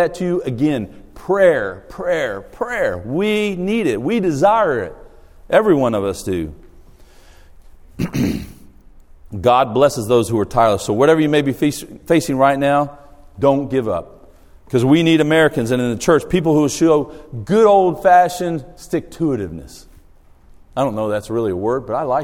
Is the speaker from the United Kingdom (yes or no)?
no; Australia; moved away; I grew up in Australia